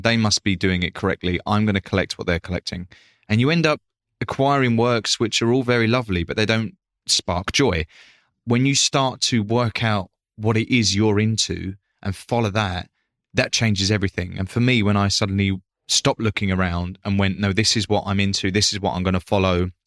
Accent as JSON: {"language": "English", "area": "Essex", "region": "East of England", "country": "United Kingdom", "said": "I come from Essex working class family"}